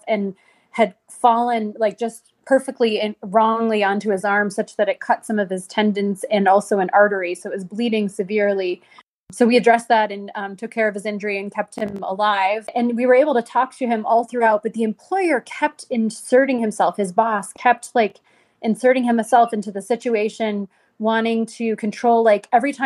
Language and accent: English; United States; I was born in the United States